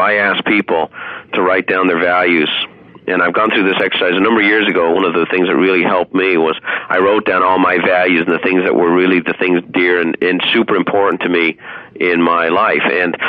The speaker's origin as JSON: {"language": "English", "country": "Ireland", "tie": "born or raised there", "said": "I had a friend, that Donald Sheeran was my best friend growing up in Ireland"}